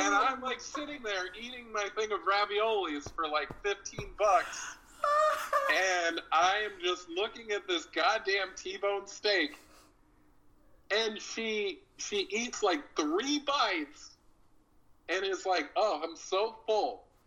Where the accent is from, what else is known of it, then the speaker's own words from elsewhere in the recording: Hollister, California, United States; also born or lived in Fresno, California / Vallejo, California / West Palm Beach, Florida; now in Portland, United States; I've lived in my hometown Hollister